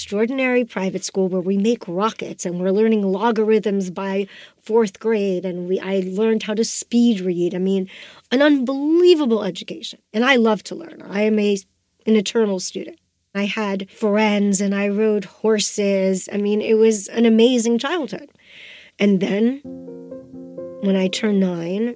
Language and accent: English; Austin, Texas, United States; also born or lived in Russia; at 5 years of age, I came from Russia to Austin, Texas